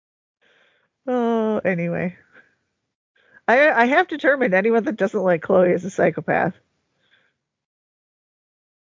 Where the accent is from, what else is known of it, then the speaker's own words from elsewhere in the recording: United States; I'm an American.